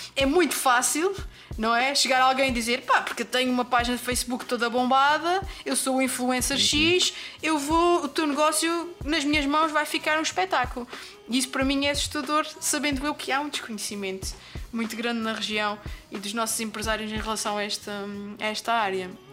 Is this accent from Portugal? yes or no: yes; Azores, Portugal; moved away; eu saí dos Açores